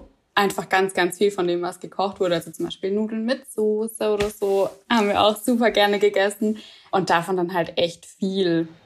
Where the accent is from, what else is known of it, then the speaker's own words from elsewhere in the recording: Swabia, Germany; ich komme aus dem Schwabenland